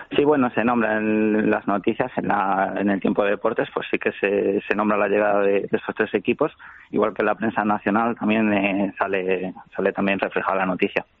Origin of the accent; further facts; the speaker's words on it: Valladolid, Castile and León, Spain; now in Melbourne, Australia; yo vengo de Valladolid